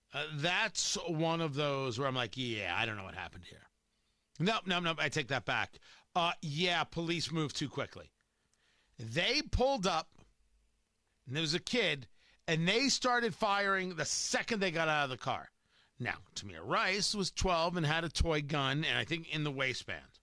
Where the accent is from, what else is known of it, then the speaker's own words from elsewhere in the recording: New Jersey, United States; growing up in Jersey